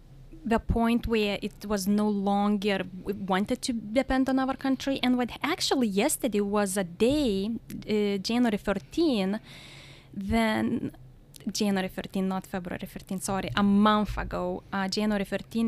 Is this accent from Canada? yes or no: no; Lithuania; English is a second language; now in United States; Well, Lithuania is located between Russia and Poland. It's a very small country, 3 million people. We were part of Soviet Union before 1991.